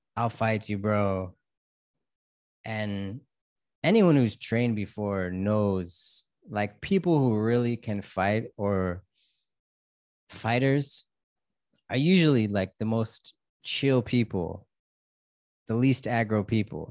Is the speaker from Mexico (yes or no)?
no; United States; now in Thailand; I'm an American living in Thailand